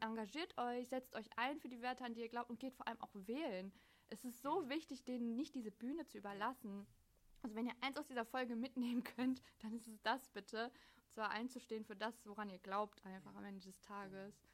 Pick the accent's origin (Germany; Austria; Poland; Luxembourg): Germany; das ist auch mein Land